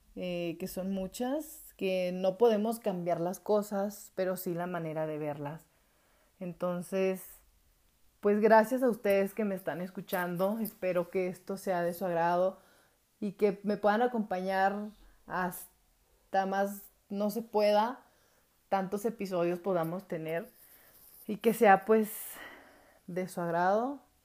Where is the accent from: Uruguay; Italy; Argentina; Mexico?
Mexico; Atengo, Jalisco; moved away as an adult; now in Guadalajara, Mexico; nací aquí en Guadalajara, pero viví mayor tiempo en Atengo, Jalisco y luego retorné hace como ocho años nuevamente aquí a Guadalajara.